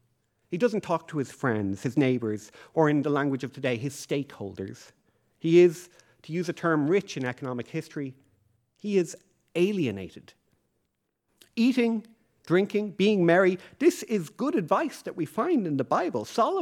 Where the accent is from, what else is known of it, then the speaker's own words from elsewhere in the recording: Leixlip, Leinster, Ireland; even though I grew up in Leixlip, I know that rain is needed for the harvest to occur.